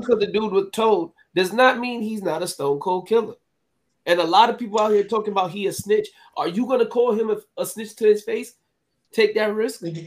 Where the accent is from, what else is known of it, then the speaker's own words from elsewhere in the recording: New York, United States; I'm from New York. I've been around a lot of Puerto Rican people my my whole life.